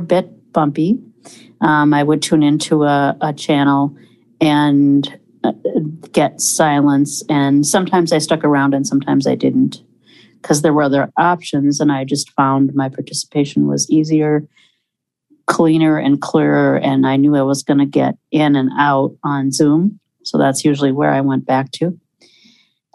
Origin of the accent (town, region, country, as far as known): Minneapolis, Minnesota, United States